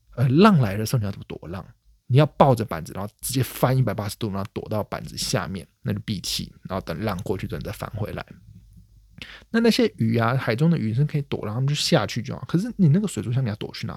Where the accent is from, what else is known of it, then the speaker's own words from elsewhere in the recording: Taiwan; 身为台湾人